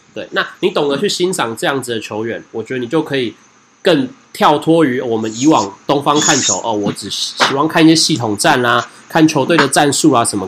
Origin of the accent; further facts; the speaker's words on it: Taiwan; 我们台湾不见得那么听得懂